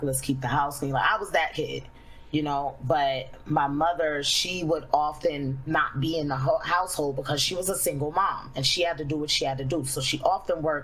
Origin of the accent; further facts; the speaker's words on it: New York City, New York, United States; I grew up in the hood. I grew up in Flatbush, Brooklyn